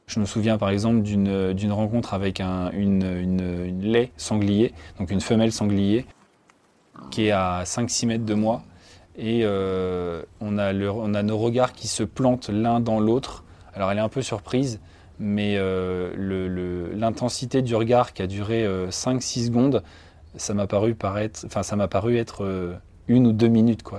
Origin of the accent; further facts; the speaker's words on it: village about 30 km south of Orléans, Centre-Val de Loire, France; je suis originaire du département du Loiret, euh, donc j'ai grandi à 30 km à peu près au sud d'Orléans, dans un petit village